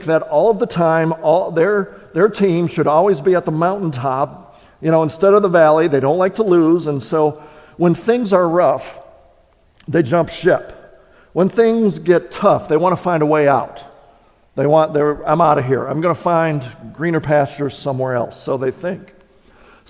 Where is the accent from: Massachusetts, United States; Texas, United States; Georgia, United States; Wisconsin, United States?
Wisconsin, United States; moved away; I was born and raised in Wisconsin.